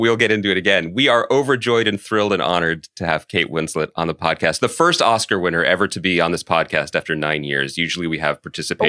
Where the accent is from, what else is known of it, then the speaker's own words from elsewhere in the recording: Philadelphia, Pennsylvania, United States; which we are both from Philadelphia, and we were so thrilled to see screen.